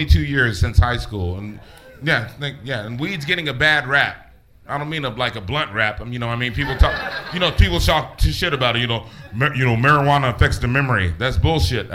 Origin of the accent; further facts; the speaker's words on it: Los Angeles, California, United States; I grew up in San Gabriel Valley in L.A.